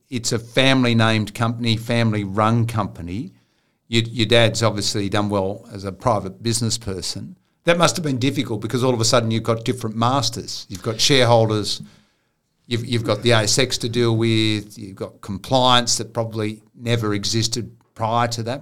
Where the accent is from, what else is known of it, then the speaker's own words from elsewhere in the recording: Riverina, New South Wales, Australia; I grew up in the Riverina with a lot of Italian families.